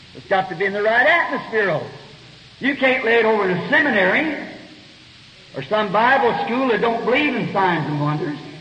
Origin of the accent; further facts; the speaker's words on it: United States; an American citizen